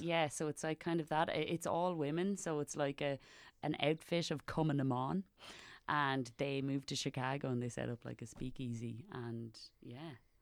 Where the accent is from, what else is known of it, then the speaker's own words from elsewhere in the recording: Wexford, Leinster, Ireland; Every time I tell them I'm from Wexford